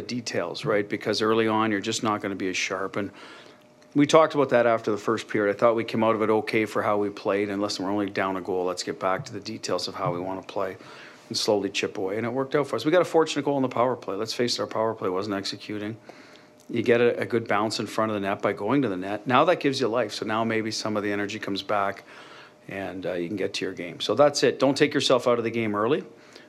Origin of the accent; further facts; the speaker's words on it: Canada; now in United States; I'm a Canadian, so I didn't grow up around guns. So when I moved to the U.S., a lot of this was new to me